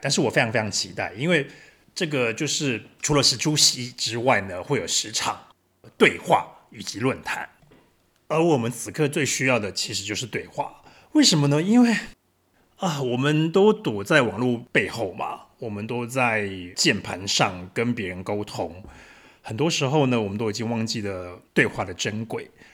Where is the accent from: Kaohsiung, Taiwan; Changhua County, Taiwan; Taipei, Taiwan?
Changhua County, Taiwan; Yongjing; now in Berlin, Germany; 我是一位作家，来自彰化县永靖乡